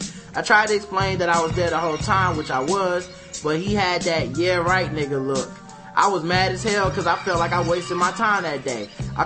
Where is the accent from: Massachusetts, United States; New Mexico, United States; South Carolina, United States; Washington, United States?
South Carolina, United States; Confederate flags don't really bother me, just being that I'm from South Carolina.